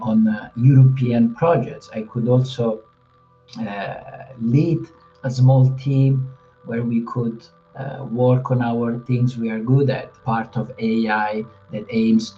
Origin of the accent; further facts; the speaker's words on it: Amandola, Marche, Italy; now in Zurich, Switzerland; So I'm from Italy, and my little town is called Amandola